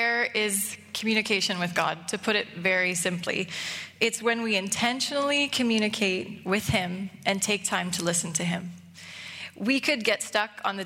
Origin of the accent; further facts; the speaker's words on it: United States; moved away as an adult; also born or lived in Seattle; now in Canada; I'm American